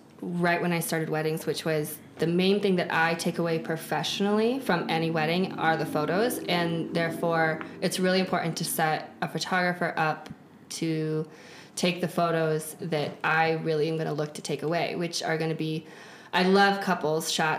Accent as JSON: {"language": "English", "area": "Telluride, Grand Junction", "region": "Western Colorado", "country": "United States", "tie": "born or raised there", "said": "I grew up in Western Colorado. So I grew up Telluride, Grand Junction"}